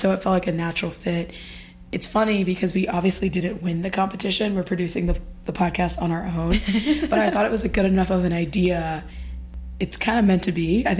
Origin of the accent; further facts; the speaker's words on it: Dayton, Ohio, United States; moved away as an adult; now in Brooklyn, United States; as I just said. I live in Brooklyn, but I'm originally from Dayton, Ohio.